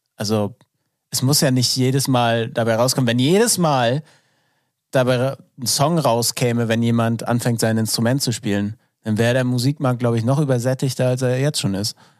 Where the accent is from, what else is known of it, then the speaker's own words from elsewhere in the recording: Northern Germany, Germany; ich komme aus dem Norden.